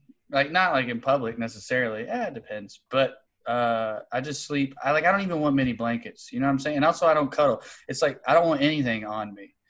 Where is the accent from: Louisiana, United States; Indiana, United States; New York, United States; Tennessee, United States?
Tennessee, United States; Sunbright; I'm from East Tennessee, a town called Sunbright.